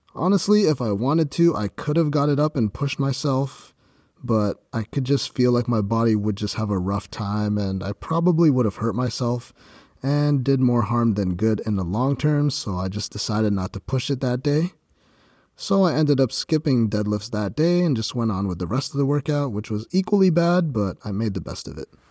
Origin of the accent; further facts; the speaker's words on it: Ontario, Canada; my hometown in Ontario, Canada